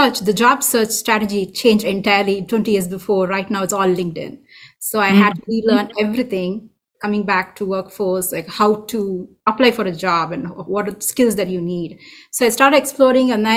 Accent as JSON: {"language": "English", "country": "India", "moved": "as an adult", "lives_now": "Folsom, United States", "said": "I'm from India"}